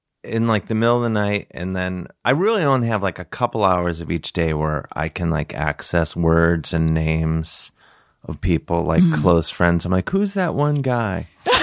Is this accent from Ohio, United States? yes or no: yes; Cleveland, Ohio, United States; now in New York, United States; I'm from Cleveland.